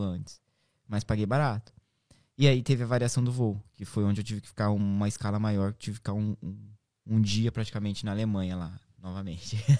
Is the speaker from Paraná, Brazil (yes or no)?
no; Marília, São Paulo, Brazil; moved away as an adult; now in Ireland; eu sou de Marília